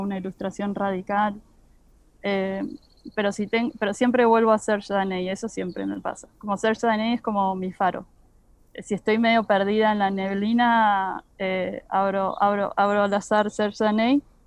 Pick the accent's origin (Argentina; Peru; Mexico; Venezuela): Argentina; como argentinos